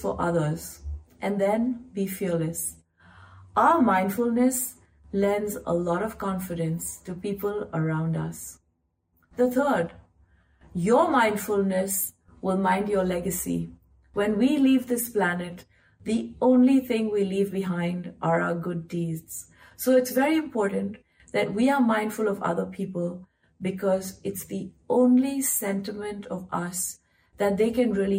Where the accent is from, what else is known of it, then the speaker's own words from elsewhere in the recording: India; I grew up in India, surrounded by buas, fufas, taijis, taojis, mosas, mosis, and you all my cousins